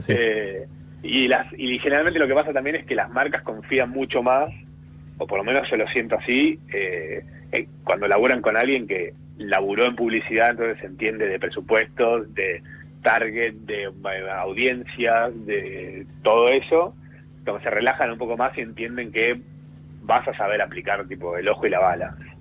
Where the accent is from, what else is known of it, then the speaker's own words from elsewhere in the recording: Córdoba, Argentina; ser cordobés y el humor es como un poco también un estereotipo, onda, cuando la gente se entera que sos cordobés, medio que están esperando.